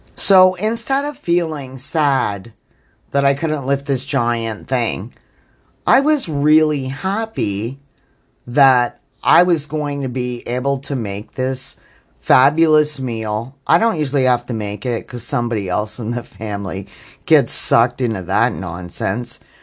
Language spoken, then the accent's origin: English; Canada; I'm Canadian